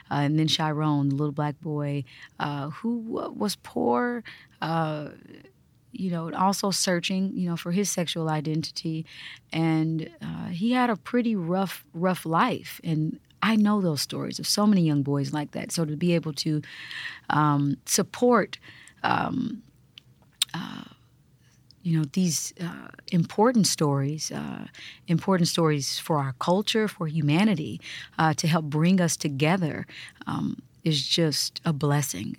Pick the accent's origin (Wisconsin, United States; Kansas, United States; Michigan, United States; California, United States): Kansas, United States; born or raised there; moved away